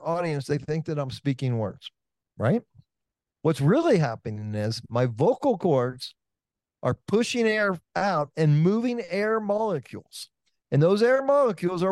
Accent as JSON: {"language": "English", "town": "Oakland", "region": "California", "country": "United States", "said": "I'm from Oakland, California"}